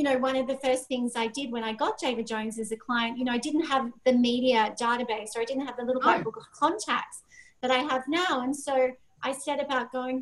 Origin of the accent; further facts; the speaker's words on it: Sydney, New South Wales, Australia; I'm a girl from Sydney, Australia. I came from a normal upbringing